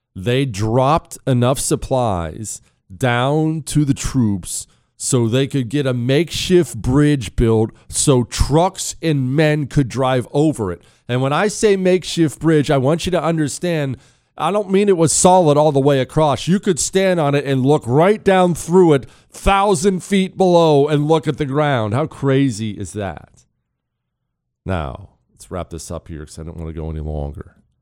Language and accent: English; Montana, United States; I grew up in Montana, so I've driven a bunch in the mountains